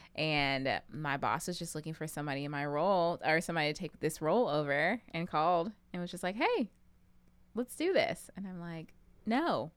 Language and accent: English; Pflugerville, Texas, United States; moved away; also born or lived in Tennessee; I am originally from Pflugerville, Texas